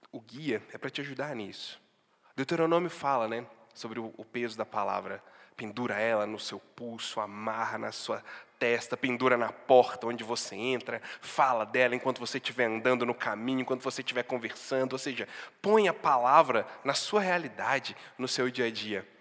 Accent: Barbacena, Minas Gerais, Brazil; moved away; also born or lived in Sete Lagoas; Não é uma Barbacena, Antônio Carlos, lá de onde eu vim

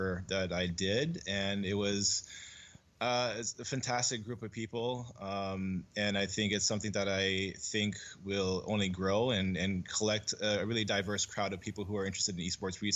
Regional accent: San Diego, California, United States; now in Hawaii, United States; I became an avid Street Fighter player in San Diego, where I grew up

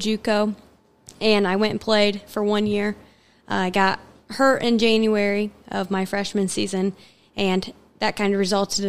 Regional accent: Gas City, Indiana, United States; also born or lived in Kalamazoo, Michigan; I grew up here in Gas City.

